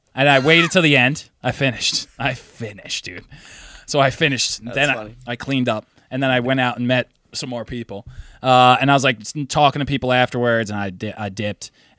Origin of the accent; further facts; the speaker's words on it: United States; we're American